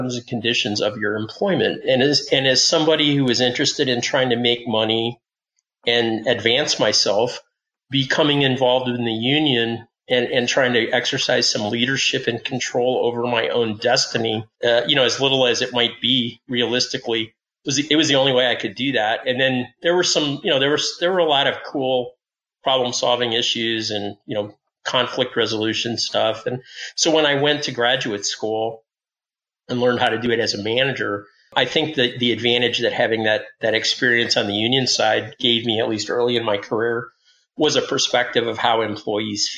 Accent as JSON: {"language": "English", "town": "Detroit", "region": "Michigan", "country": "United States", "tie": "born or raised there", "moved": "yes", "said": "I lived in Michigan and I grew up in the Detroit area"}